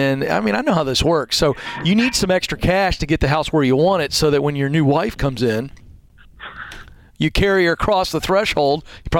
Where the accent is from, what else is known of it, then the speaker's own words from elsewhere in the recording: Virginia, United States; also born or lived in Richmond; I'm from Virginia, and I lived in Richmond for a year